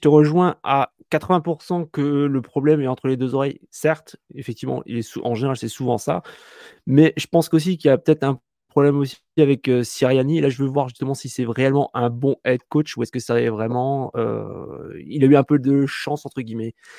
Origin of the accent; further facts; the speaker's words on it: France; chez nous en France